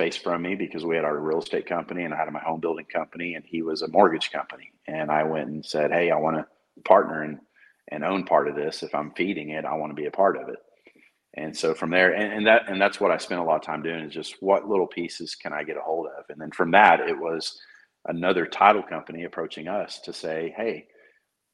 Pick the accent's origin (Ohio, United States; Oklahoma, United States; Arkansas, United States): Oklahoma, United States; Moore; moved away as an adult; I'm from Moore. I graduated there